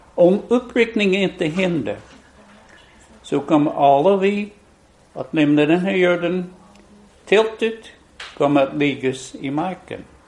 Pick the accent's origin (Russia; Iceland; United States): United States; West Virginia; born or raised there; now in Sweden